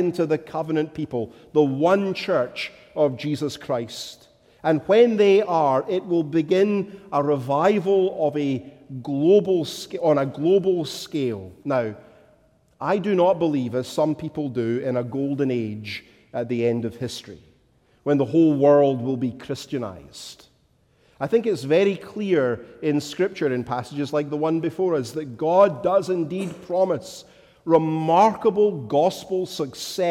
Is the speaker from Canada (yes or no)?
no; Scotland, United Kingdom; as a Scotsman